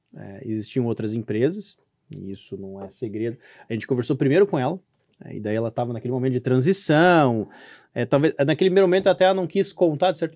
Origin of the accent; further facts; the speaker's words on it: Canoas, Rio Grande do Sul, Brazil; Canoas, Rio Grande do Sul